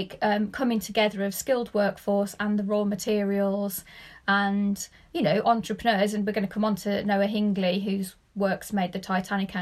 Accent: the Black Country, West Midlands, United Kingdom; I'm actually from the Black Country

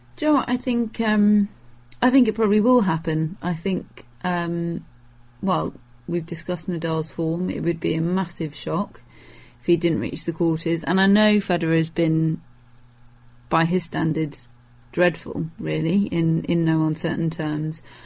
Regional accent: United Kingdom; a British tennis fan

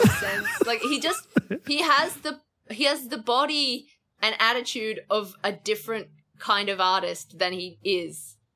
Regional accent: Toowoomba, Queensland, Australia; now in Victoria, Australia; Toowoomba, my hometown

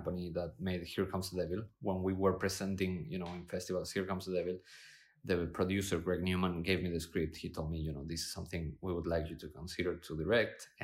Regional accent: Argentina; moved away; also born or lived in Spain; I was born in Spain, grew up in Argentina

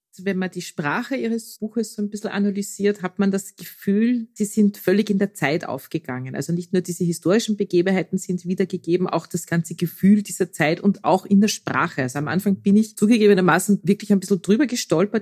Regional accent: Austria; bei uns in Österreich

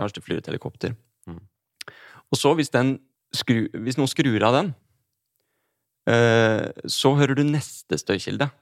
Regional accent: Drammen, Buskerud, Norway; Jeg er fra Drammen

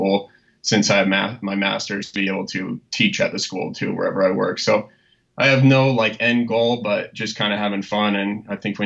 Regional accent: Connecticut, United States; I grew up in Connecticut. I'm a Connecticut guy through and through.

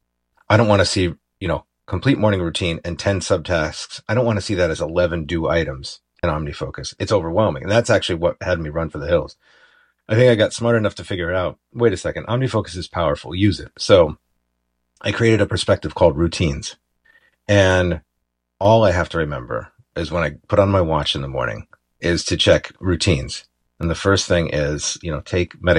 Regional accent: Ithaca, New York, United States; moved away; my hometown, Ithaca, New York

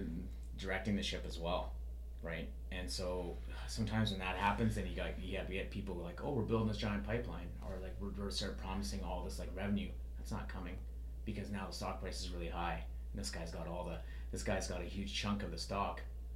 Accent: British Columbia, Canada; I wasn't born in Northern BC, but growing up in Northern BC, I seen a lot of like the rise and fall of like the, you know, logging industry, sort of the forest industry.

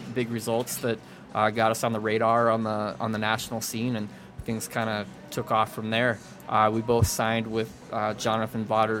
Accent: Boulder, Colorado, United States; I grew up here in Boulder

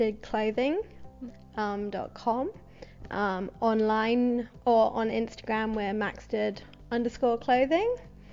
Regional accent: England, United Kingdom; So like growing up in London, seeing so many, or outside of London and going to London, you know what I mean.

